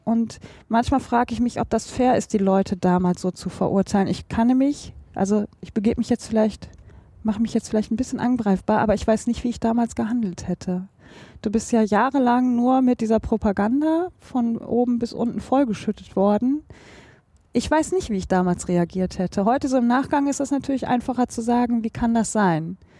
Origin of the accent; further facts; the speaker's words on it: North Rhine-Westphalia, Germany; bei uns in Nordrhein-Westfalen